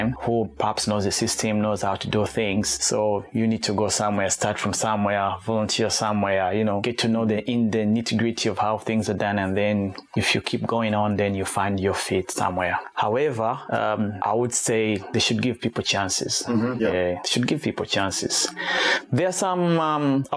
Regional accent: Kampala, Uganda; moved away as an adult; also born or lived in Rwanda / Sydney, Australia; now in Tasmania, Australia; I'm originally from Rwanda, but I was born and raised in Uganda.

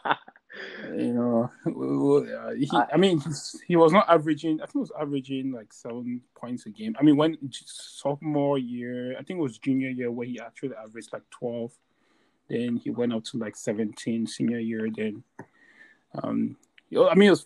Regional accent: Bamenda, Northwest Region, Cameroon; now in United States; I just left my home country, Cameroon.

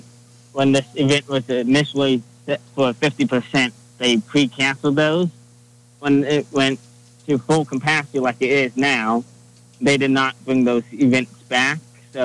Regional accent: Lincoln, Nebraska, United States; moved away; I grew up in Lincoln.

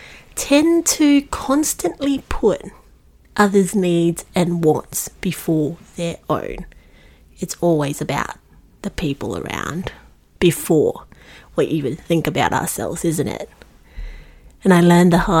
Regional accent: Singapore; moved away as an adult; now in Melbourne, Australia; I was born and bred in Singapore, and I made the move to Melbourne to commence my uni

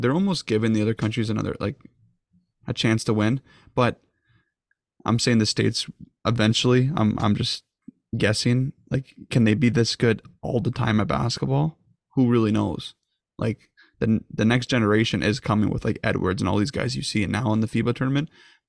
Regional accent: Canada; we're both Canadian.

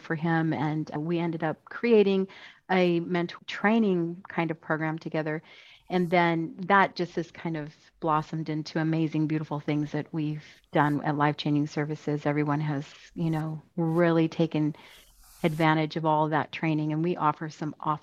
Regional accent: the East, United States; moved away as an adult; also born or lived in Utah; now in Kentucky, United States; I actually didn't grow up in the West. I grew up in the East, so I'm happy to move here

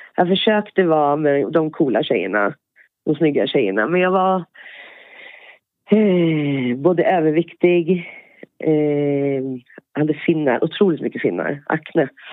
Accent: Björklinge, Uppsala County, Sweden; moved away as an adult; now in Poland; Jag är född eh, norr om Uppsala, i Björklinge. Mm. Och sen ännu lite längre in, en liten by, Spångaringen

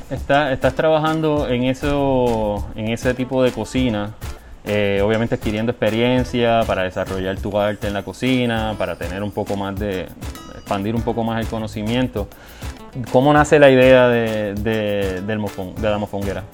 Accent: Puerto Rico; la comunidad de nosotros los puertorriqueños

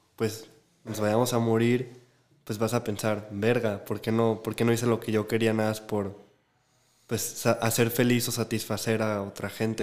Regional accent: Guadalajara, Jalisco, Mexico; como nosotros crecimos en Guadalajara y aquí

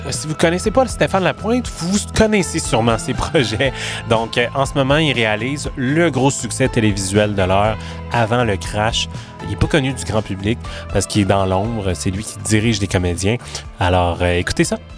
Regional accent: Quebec City, Quebec, Canada; Ah, je viens de Québec.

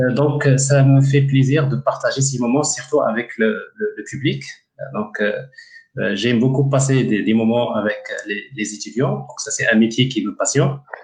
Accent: Ouarzazate, Drâa-Tafilalet, Morocco; un village um, qui s'appelle Isfoutalil donc Isfoutalil est un village à l'entrée de, la ville de Ouarzazate et c'est un village euh, en fait euh, là où j'ai grandi

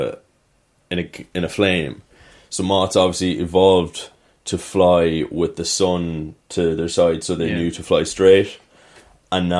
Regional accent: Ireland; being Irish

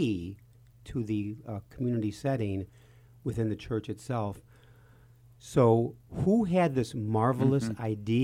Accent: Park Ridge, Illinois, United States; I was born and raised in Park Ridge

